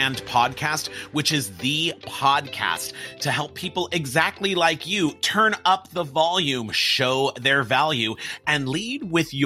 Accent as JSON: {"language": "English", "town": "Pasadena", "region": "California", "country": "United States", "tie": "born or raised there", "said": "I grew up in Pasadena, California, which is home to the Rose Parade and the Rose Bowl"}